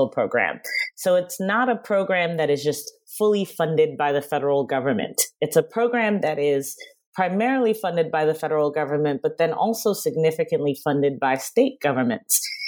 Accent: New York City, New York, United States; I'm from Queens.

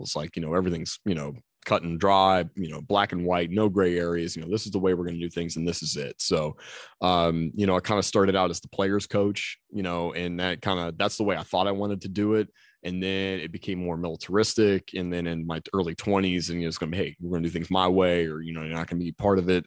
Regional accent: Mannington, West Virginia, United States; I grew up in Mannington

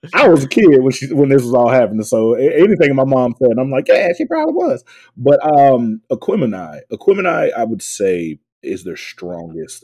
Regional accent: the South, United States; I was from the South

